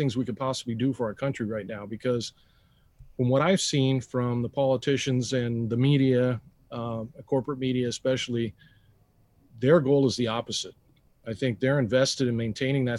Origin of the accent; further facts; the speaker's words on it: Hollister, California, United States; also born or lived in Bay Area, California; I was born in Hollister, California